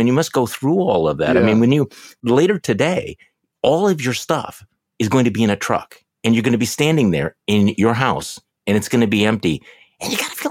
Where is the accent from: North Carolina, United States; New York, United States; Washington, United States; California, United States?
Washington, United States; Seattle; Hey, do you know though that I was born in Seattle, speaking of not seeing the sun?